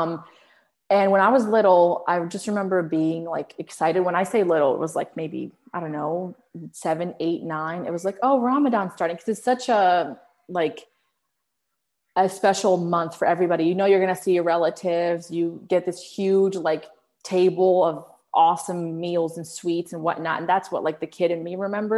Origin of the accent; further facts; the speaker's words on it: Arlington, Virginia, United States; English is a second language; also born or lived in Morocco; I grew up in Arlington, Virginia